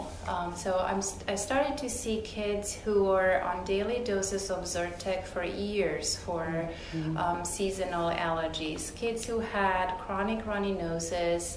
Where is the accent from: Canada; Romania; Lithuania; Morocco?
Romania; moved away as an adult; also born or lived in Houston, Texas; now in Dallas-Fort Worth, United States; I'm originally from Romania. I was born and raised there. I went to medical school there.